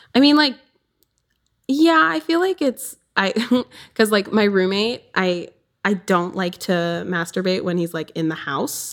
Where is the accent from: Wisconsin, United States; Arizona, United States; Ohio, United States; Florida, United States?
Wisconsin, United States; southern; I'm from Wisconsin, southern Wisconsin. I'm on the border.